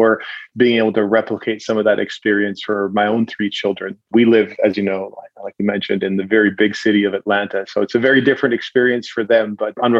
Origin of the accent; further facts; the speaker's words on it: Williams Lake, British Columbia, Canada; I grew up in a small town in central British Columbia, a little town slash city. We thought we were a city. We were a little small town called Williams Lake.